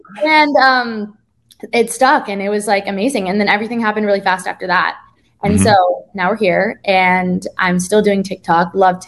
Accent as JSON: {"language": "English", "region": "East Coast", "country": "United States", "said": "Like, I'm from the East Coast. People can be really blunt."}